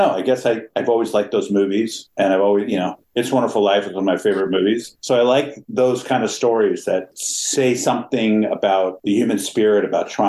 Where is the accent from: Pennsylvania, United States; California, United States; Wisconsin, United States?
California, United States; Pasadena; I grew up in Pasadena, in California. My parents were both doctors, but we always had like this almost commune living in our house.